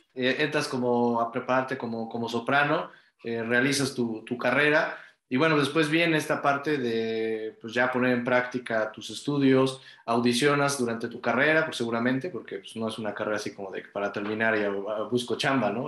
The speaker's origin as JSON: {"language": "Spanish", "country": "Mexico", "said": "como, como mexicanos"}